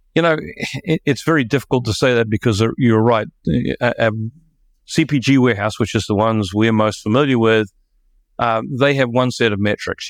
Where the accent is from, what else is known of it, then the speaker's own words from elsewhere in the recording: New Zealand; moved away; I'm a New Zealander